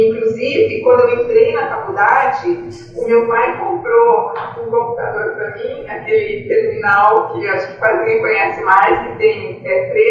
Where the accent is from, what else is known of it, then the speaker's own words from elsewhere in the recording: Marília, São Paulo, Brazil; É, eu sou nascida em Marília, é uma cidade do interior de São Paulo, é bastante industrial, café.